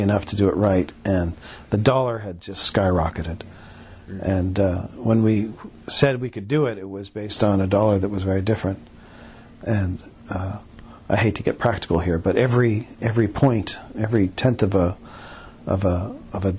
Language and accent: English; Canada; we're Canadian